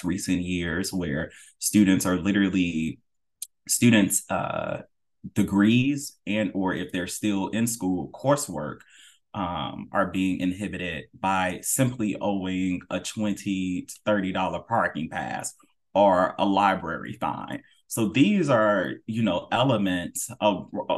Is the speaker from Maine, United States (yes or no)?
no; North Carolina, United States; also born or lived in Florida; my home state of North Carolina